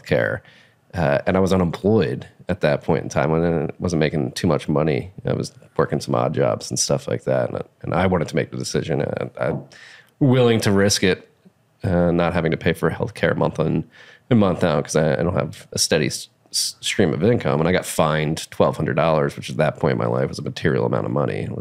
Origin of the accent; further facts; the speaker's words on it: United States; as an American